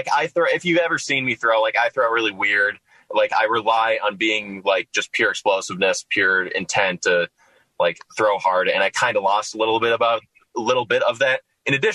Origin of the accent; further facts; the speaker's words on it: Minnesota, United States; moved away; I'm from Minnesota originally